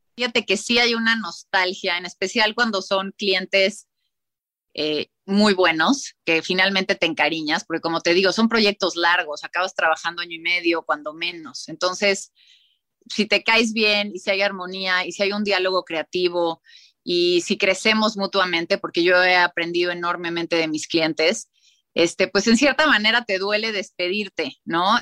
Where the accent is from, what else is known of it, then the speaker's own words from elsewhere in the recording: Mexico City, Mexico; also born or lived in Oaxaca; Luego crecí en San Ángel, esta colonia hermosa, colonial de la Ciudad de México